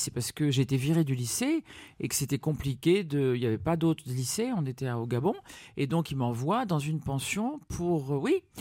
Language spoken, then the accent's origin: French; Dakar, Senegal; Tout, ah oui, je suis né au, Sénégal, à Dakar, et c'était pour moi très important, je crois.